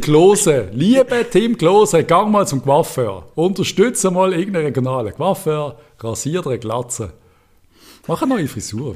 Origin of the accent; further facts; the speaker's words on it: Basel, Basel-Stadt, Switzerland; als Basler